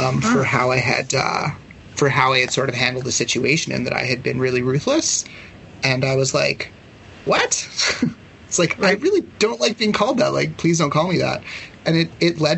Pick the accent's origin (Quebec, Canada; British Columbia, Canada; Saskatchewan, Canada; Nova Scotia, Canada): British Columbia, Canada; Ladner; I grew up in Ladner